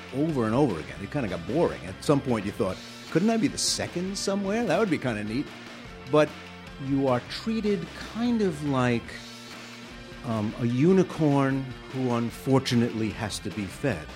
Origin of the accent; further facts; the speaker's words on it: New York City, New York, United States; moved away; I grew up in Bensonhurst